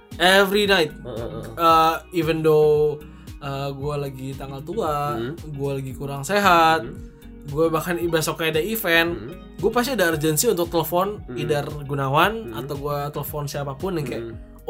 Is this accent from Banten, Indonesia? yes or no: yes; Tangerang, Banten, Indonesia; also born or lived in Singapore; now in Jakarta, Indonesia; gue besar di Tangerang, jadi mostly teman gue semua di Tangerang